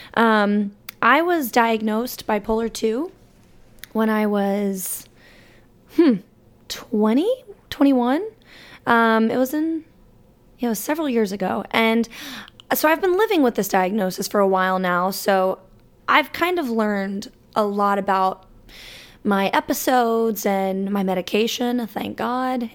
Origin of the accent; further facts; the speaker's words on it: Alabama, United States; moved away; growing up in that state